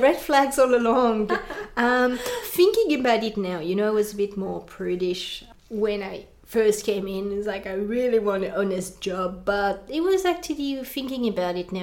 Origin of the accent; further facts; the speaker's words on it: France; accent: French; English is a second language; moved away as an adult; now in Australia; I come from France